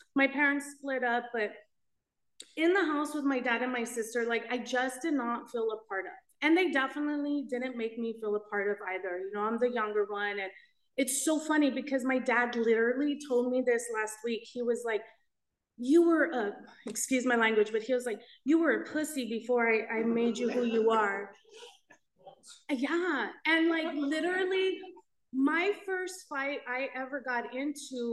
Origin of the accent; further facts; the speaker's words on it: Los Angeles, California, United States; So I grew up in East